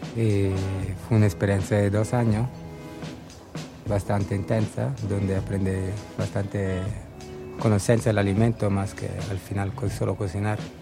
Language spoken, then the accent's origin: Spanish; Florence, Tuscany, Italy; Spanish is a second language; moved away as an adult; also born or lived in Berlin, Germany; now in Antigua, Guatemala; yo vengo de Florencia, de Italia.